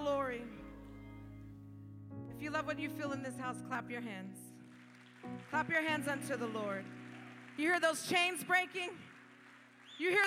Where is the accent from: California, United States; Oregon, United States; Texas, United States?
California, United States; moved away as an adult; now in Fort Myers, United States; I'm not from Florida. I'm from California